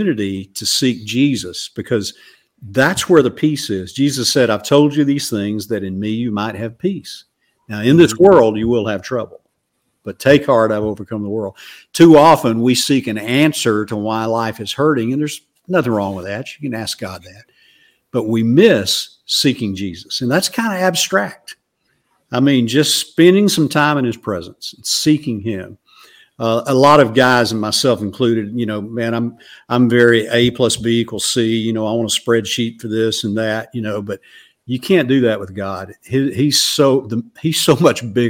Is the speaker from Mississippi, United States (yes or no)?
no; Alabama, United States; growing up in Alabama